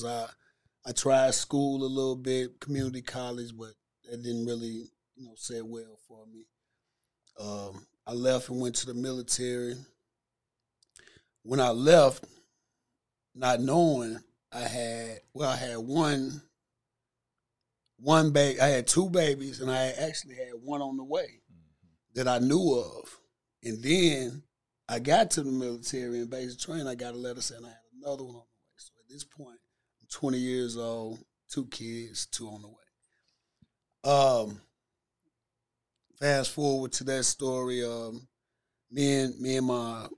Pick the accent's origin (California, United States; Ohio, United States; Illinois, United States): Illinois, United States; Cairo; moved away as an adult; now in Memphis, United States; I'm originally from Southern Illinois, man. I'm from Cairo, small town in Southern Illinois. That's why I grew up. Where most of my childhood was spent